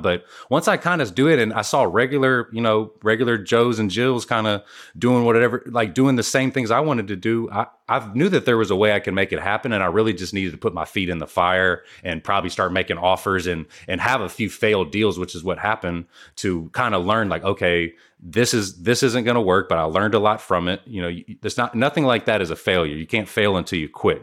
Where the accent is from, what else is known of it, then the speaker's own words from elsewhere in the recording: Houston, Texas, United States; I'm from Houston, Texas